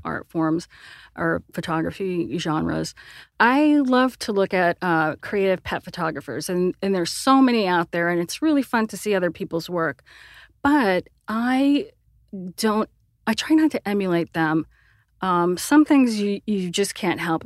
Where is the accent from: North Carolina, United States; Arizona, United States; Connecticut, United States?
Arizona, United States; Sierra Vista; I grew up in a tiny podunk town of, uh, Sierra Vista, Arizona.